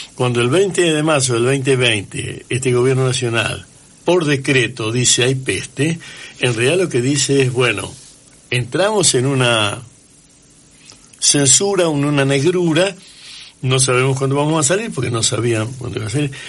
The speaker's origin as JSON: {"language": "Spanish", "region": "Santa Fe", "country": "Argentina", "tie": "born or raised there", "moved": "yes", "lives_now": "Rosario, Argentina", "said": "mi infancia fue en Santa Fe"}